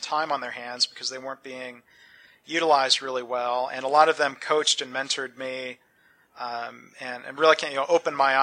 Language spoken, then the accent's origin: English; Detroit suburbs, Michigan, United States; growing up in the Detroit suburbs